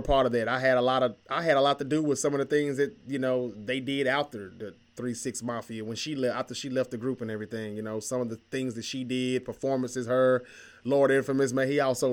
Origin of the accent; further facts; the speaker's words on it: Memphis, Tennessee, United States; We're from the Memphis area